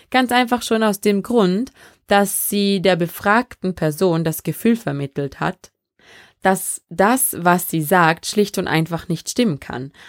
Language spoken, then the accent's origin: German; Vorarlberg, Austria; also born or lived in Benin; ich bin in Benin in Westafrika geboren und in Vorarlberg aufgewachsen.